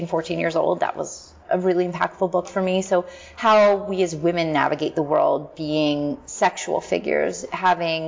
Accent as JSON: {"language": "English", "town": "Philadelphia", "region": "Pennsylvania", "country": "United States", "tie": "born or raised there", "moved": "yes", "said": "in Philadelphia. Yeah. My hometown."}